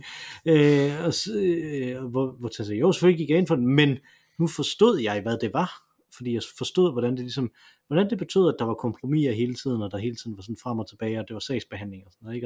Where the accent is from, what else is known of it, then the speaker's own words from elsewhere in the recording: Silkeborg, Central Denmark Region, Denmark; moved away; Jeg kommer fra Silkeborg